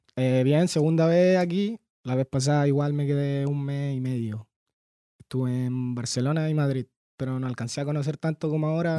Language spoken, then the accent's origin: Spanish; Santiago, Santiago Metropolitan Region, Chile; also born or lived in Coquimbo, Chile; nací en Coquimbo, pero estuve tres, cuatro años nomás y en Peñalolén toda la vida